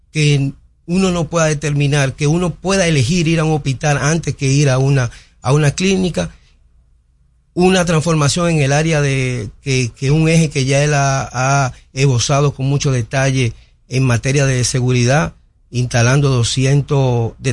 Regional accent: Dominican Republic; Nosotros como dominicanos hemos logrado avanzar en el hecho de que como los venezolanos en su tiempo que eran una marca internacional de productividad

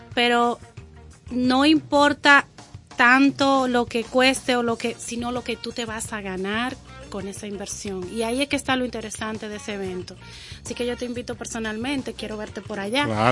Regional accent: Dominican Republic; yo me siento una dominicana orgullosa

